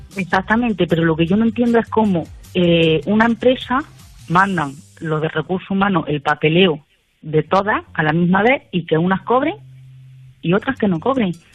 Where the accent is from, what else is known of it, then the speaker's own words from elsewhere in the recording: Jaén, Andalusia, Spain; also born or lived in Madrid; now in Navarre, Spain; yo soy de Jaén, estaba en Madrid y ahora estoy en Navarra.